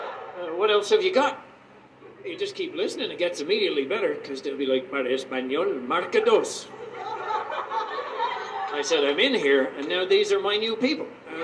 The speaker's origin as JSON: {"language": "English", "town": "Dublin", "region": "Leinster", "country": "Ireland", "said": "I am indeed from Dublin, Ireland."}